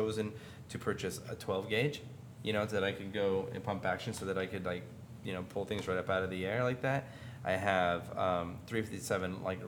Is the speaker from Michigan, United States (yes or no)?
no; Clatskanie, Oregon, United States; And I grew up in Clatskanie, Oregon, where...